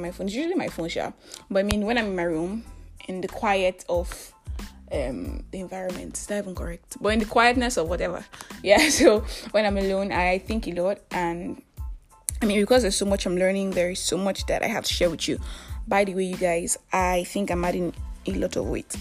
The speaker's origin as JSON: {"language": "English", "country": "Nigeria", "said": "I am that Nigerian Christian talkaholic"}